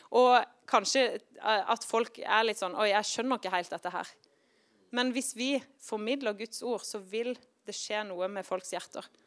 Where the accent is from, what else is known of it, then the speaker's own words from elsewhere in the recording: Kristiansand, Agder, Norway; now in Tromsø, Norway; Når jeg vokste opp i Kristiansand